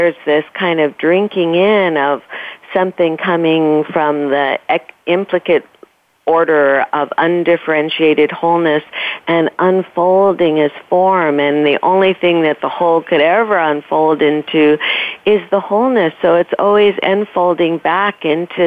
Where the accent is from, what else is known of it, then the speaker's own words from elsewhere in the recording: New York City, New York, United States; I grew up in New York City, I kept passing the lighthouse, which was at the very end of my street